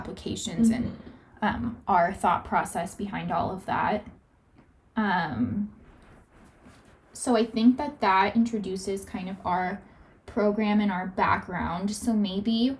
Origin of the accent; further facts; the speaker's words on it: Southern California, United States; I am originally from Southern California. I grew up here